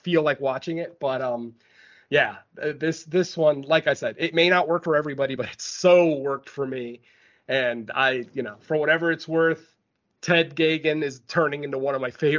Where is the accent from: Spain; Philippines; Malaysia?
Spain; now in United States; my home country, the country that I was born in.